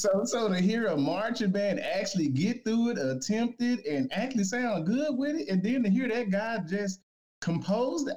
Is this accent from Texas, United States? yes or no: yes; Dallas, Texas, United States; I'm from Dallas. So uh, you know, UNT right up the way